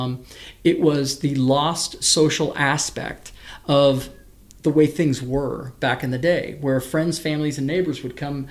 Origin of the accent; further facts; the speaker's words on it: Medora, Indiana, United States; also born or lived in California / Sacramento, California; my folks moved to Medora, Indiana, along with my three other siblings, when I was in sixth grade